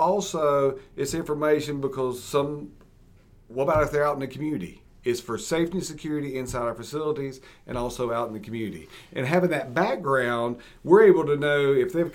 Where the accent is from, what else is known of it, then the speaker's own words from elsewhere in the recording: Mecklenburg County, North Carolina, United States; I was born and raised here in Mecklenburg County